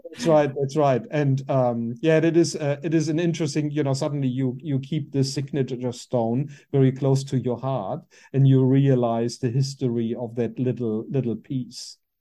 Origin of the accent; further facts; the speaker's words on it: Germany; English is a second language; moved away as an adult; also born or lived in Berlin, Germany; now in New Zealand; I was born in Germany, in the far west of Germany, um, very close to the Luxembourg French border.